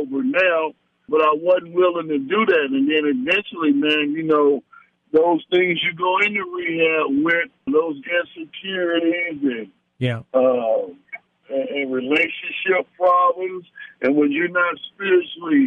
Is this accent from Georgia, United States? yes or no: yes; Decatur, Georgia, United States; also born or lived in Chicago, Illinois / Atlanta, Georgia; we moved over to Decatur where I would go to high school and everything